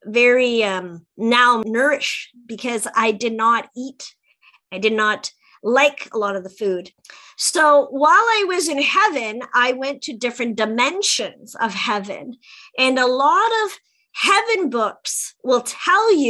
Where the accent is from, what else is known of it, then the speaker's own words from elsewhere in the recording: Sault Ste. Marie, Ontario, Canada; I came back to my hometown of Sault Ste. Marie, Ontario, on the Canadian side